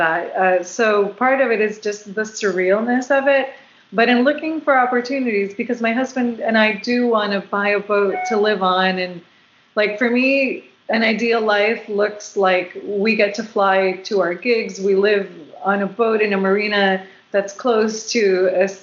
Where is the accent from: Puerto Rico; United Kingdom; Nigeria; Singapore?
Puerto Rico; also born or lived in South Florida; now in West Coast, United States; I've lived on the West Coast since 2007, but I'm originally from Puerto Rico, and I did live in South Florida for 12 years.